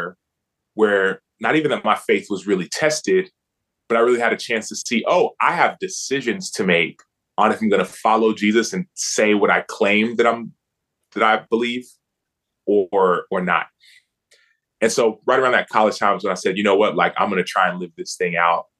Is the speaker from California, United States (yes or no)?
no; Dallas, Texas, United States; I grew up in Dallas, Texas. I'm from Dallas, Texas